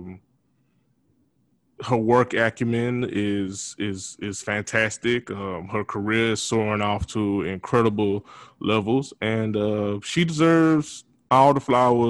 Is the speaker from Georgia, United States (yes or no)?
yes; Montezuma, Georgia, United States; my hometown of Montezuma, Georgia